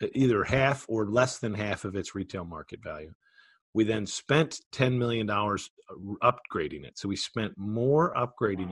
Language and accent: English; Philadelphia, Pennsylvania, United States; I grew up in Philadelphia.